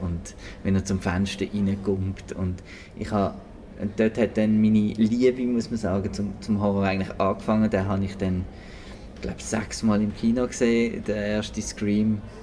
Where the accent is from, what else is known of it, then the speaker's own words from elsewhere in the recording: Switzerland; bei uns in der Schweiz